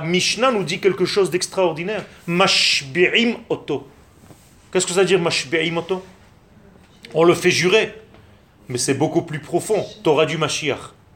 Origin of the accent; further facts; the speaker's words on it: Israel; French is a second language; Je suis né en Israël